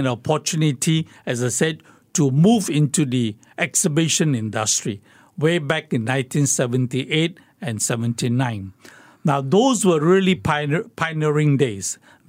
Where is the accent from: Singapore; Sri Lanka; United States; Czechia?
Singapore; And I told them I'm from Singapore. And they asked me, which part of China were you from? I said, no. I was not from China.